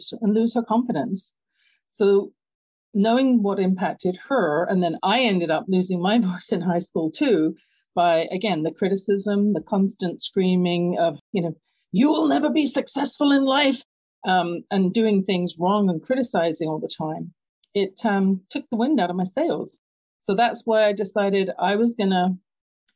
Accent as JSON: {"language": "English", "region": "London", "country": "United Kingdom", "tie": "born or raised there", "moved": "yes", "said": "you can tell by my accent, I grew up in London, England"}